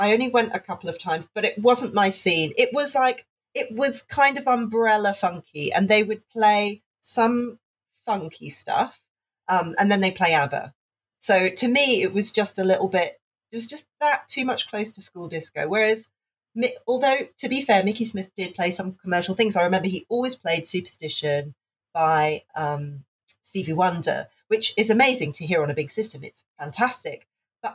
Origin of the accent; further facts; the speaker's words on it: Hong Kong; Okay, so I grew up in Hong Kong. And at that time in the 90s, Hong Kong was still a British colony.